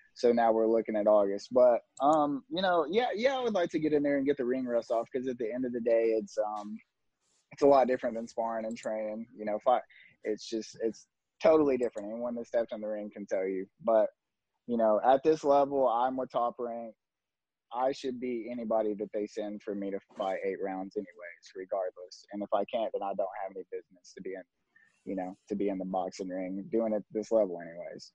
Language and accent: English; Tennessee, United States; we're both from Tennessee